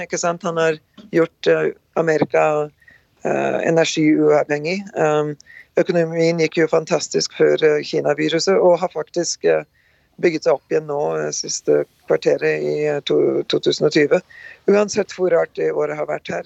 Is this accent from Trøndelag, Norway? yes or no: no; Rjukan and Skien, Vestfold og Telemark, Norway; moved away as an adult; now in North Dakota, United States; Født og oppvokst på Rjukan og Skien, eh, Norge. Reiste ut ja, 38 år siden nå. Gift og bor på svær gård i Nord-Dakota